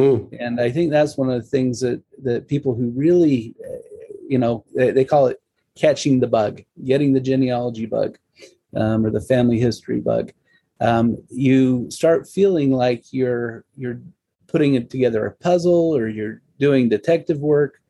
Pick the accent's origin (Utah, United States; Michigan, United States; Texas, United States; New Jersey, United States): Utah, United States; Salt Lake City; growing up in Salt Lake, my experiences were at the old family history library